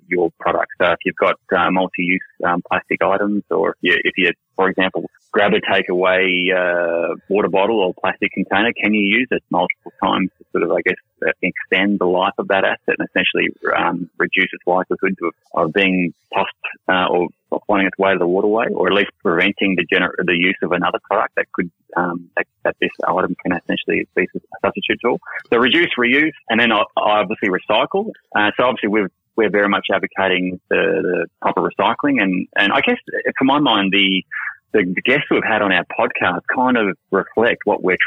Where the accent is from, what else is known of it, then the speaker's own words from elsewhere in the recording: Noosa, Queensland, Australia; now in Sydney, Australia; my mum and dad, Helen and Ian, they live in Noosa, and obviously I grew up in Noosa.